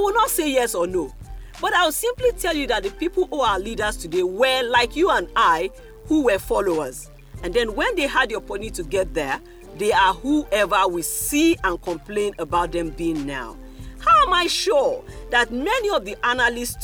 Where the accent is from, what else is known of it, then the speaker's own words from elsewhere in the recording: Nigeria; Nigerians like you